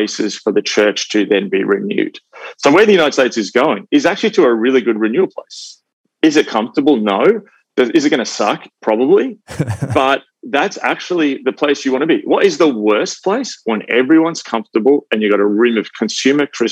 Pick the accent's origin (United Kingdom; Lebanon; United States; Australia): Australia; I'm an Australian evangelical. I never grew up feeling I had to vote for either side politically. My parents were swing voters. I grew up around evangelicals who, in Australia